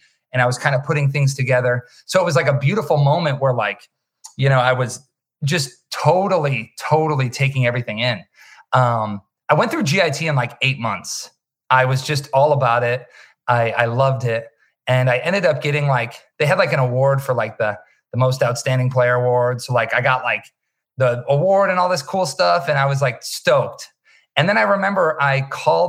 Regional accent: Wisconsin, United States; moved away as an adult; now in Los Angeles, United States; Growing up in Wisconsin, you know, there is, we were kind of few and far between

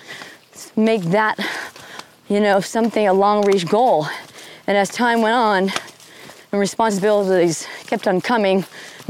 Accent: Western Massachusetts, United States; I grew up in Western Massachusetts, and my parents were avid hikers.

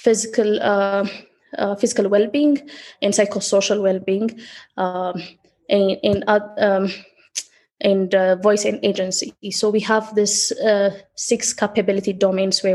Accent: Addis Ababa, Ethiopia; I was born in Addis

